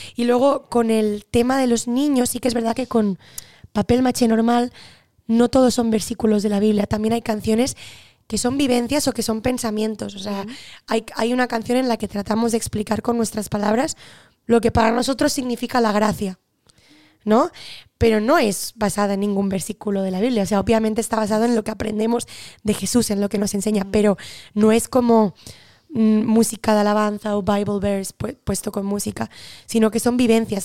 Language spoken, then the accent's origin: Spanish; Barcelona, Catalonia, Spain; nací en Barcelona